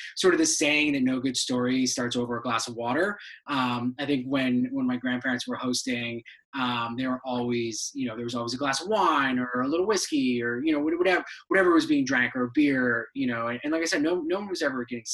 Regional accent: Cheshire, Connecticut, United States; also born or lived in Brussels, Belgium / Syracuse, New York; we moved to Cheshire, Connecticut, where I lived basically my entire childhood till I went to college

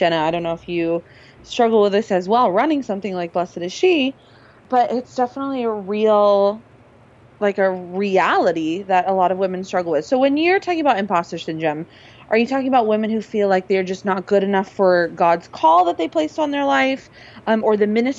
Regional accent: Los Angeles, California, United States; I grew up in Los Angeles, California.

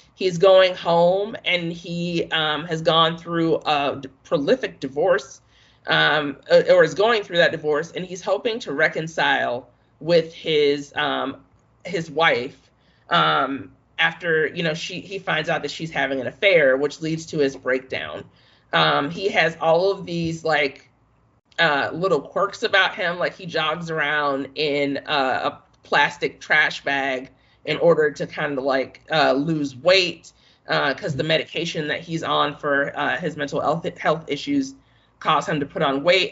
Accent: Chicago, Illinois, United States; I am from the South Side

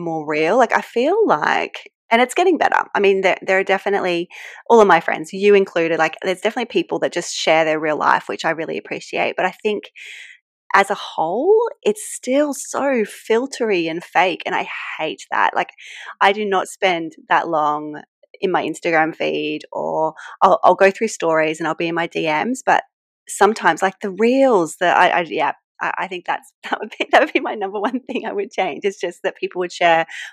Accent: New South Wales, Australia; accent: Australian; I live, as you can tell from my accent, I live in Australia. So I'm in a place called the Hunter Valley, which is just outside of Sydney

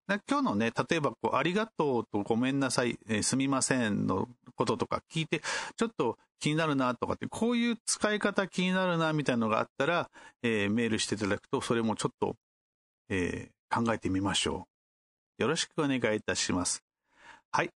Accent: Kumamoto, Japan; 私の地元である熊本開催なので

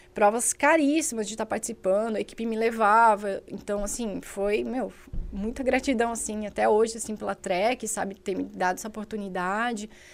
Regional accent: Indaial, Santa Catarina, Brazil; eu sou de Indaial

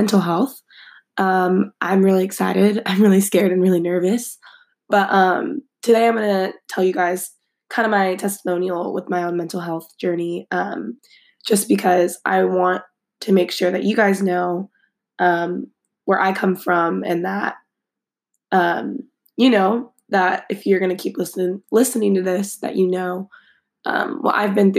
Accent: Fresno, California, United States; also born or lived in San Francisco, California; I grew up in Fresno, California my entire life

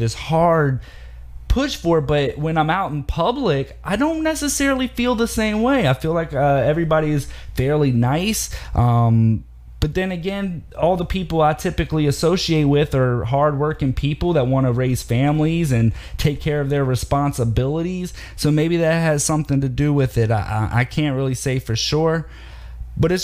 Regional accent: Virginia, United States; my home state of Virginia

